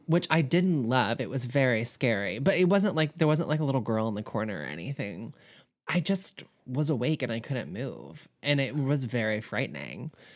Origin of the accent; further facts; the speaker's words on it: Southern, United States; accent: Southern; my Southern accent